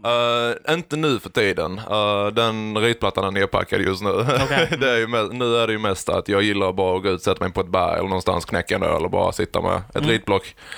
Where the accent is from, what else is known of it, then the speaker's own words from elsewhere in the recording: Växjö, Kronoberg County, Sweden; då föddes jag i Växjö